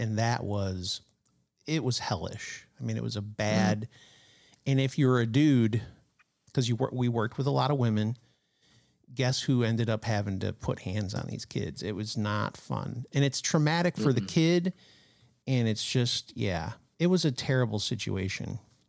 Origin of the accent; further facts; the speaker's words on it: Michigan, United States; moved away; also born or lived in Ohio; we moved away from Michigan in 2007, I think, to Ohio, of all places.